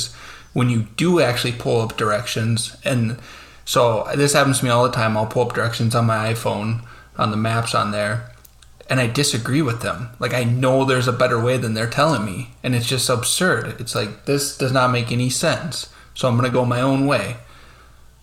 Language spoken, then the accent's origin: English; South Dakota, United States; now in Minnesota, United States; I grew up in South Dakota.